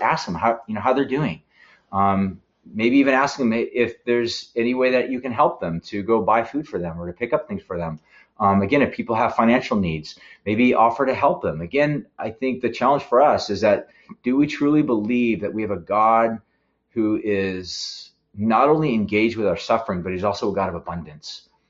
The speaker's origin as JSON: {"language": "English", "town": "San Luis Obispo", "region": "California", "country": "United States", "said": "we're Californians. Uh, we're from San Luis Obispo"}